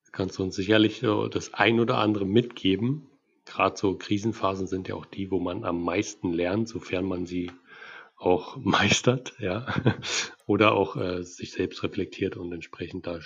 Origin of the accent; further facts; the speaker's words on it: Berlin, Germany; Und gerade bei euch, sage ich jetzt mal als Berliner, ne, bei euch auf dem Dorf